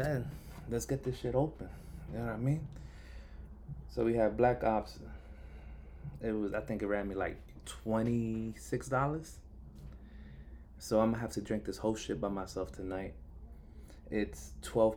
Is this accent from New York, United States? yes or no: yes; New York City, New York, United States; I'm from Brooklyn